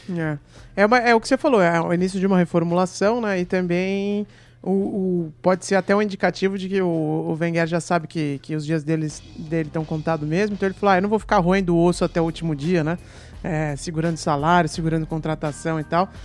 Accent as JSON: {"language": "Portuguese", "area": "Baixada Santista", "region": "São Paulo", "country": "Brazil", "said": "da minha terra lá, é da Baixada Santista"}